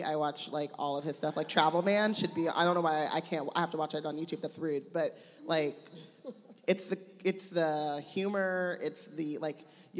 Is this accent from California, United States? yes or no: yes; Anaheim, California, United States; I grew up in Anaheim, like next to Disneyland.